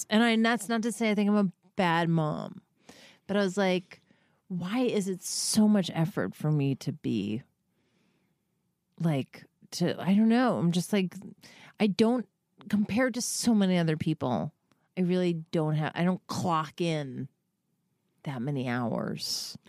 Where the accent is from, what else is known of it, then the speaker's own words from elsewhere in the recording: New York, United States; Well, my husband's from Boston and I'm from New York.